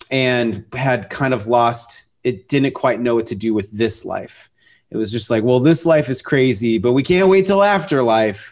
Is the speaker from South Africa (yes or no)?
no; Pacific Northwest, Seattle area, Washington, United States; now in Austin, United States; I grew up in the Pacific Northwest in the Seattle area, north of Seattle on the ocean is where I grew up